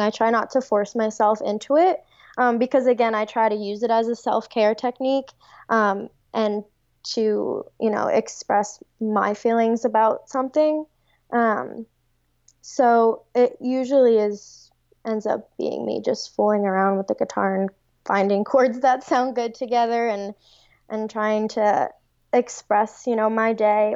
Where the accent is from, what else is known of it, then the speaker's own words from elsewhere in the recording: Long Island, New York, United States; moved away as an adult; now in Cincinnati, United States; I'm from Long Island, and I moved to Cincinnati for this fellowship